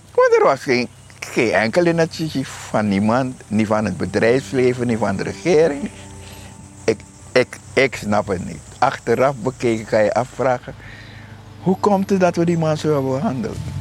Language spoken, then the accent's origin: Dutch; Suriname; wij als Surinamers